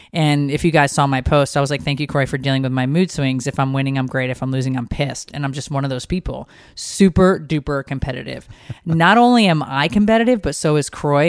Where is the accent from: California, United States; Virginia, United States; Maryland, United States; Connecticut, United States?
Connecticut, United States; moved away; a casino that is from my hometown. Like, Mohegan Sun is in Connecticut. I used to sneak in there when I was underage